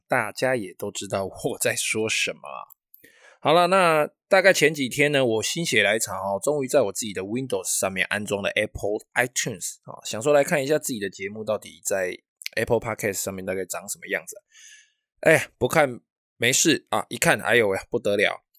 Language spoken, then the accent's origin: Chinese; Taiwan; first language Taiwanese Hokkien; 我们自己的岛屿、自己的国家，我们自己的母语方言哦，